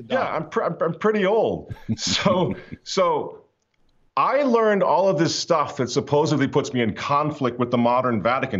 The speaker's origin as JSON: {"language": "English", "country": "United States", "said": "we as American traditional Catholics"}